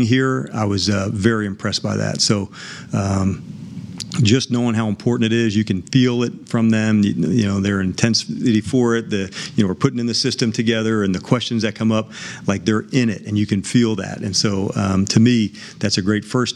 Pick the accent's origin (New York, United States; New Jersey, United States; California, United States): New Jersey, United States; I grew up in New Jersey about, you know, 20 miles west of Manhattan.